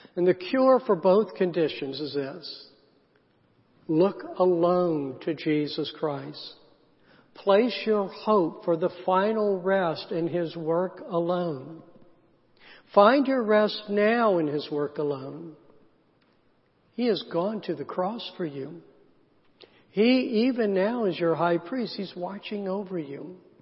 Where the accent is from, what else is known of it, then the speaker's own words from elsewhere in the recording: South Carolina, United States; I grew up in the South, in a small town in South Carolina